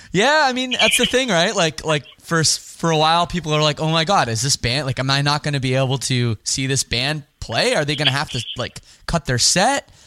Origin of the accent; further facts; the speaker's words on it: Toronto, Ontario, Canada; I'm from Canada. I'm from Toronto